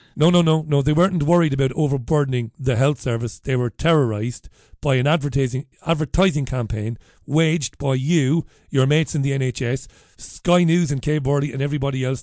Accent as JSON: {"language": "English", "country": "Ireland", "moved": "yes", "lives_now": "United Kingdom", "said": "I'm an Irishman living in this country. I'm a migrant."}